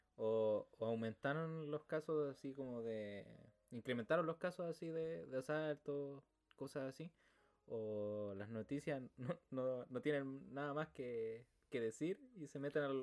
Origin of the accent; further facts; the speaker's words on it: Quillota, Valparaíso, Chile; acá en Quillota